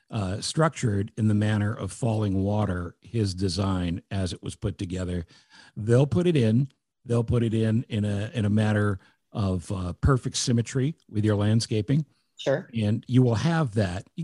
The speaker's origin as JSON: {"language": "English", "country": "United States", "said": "I'm American. Well, I speak the same amount of French as Pepe Le Pew does."}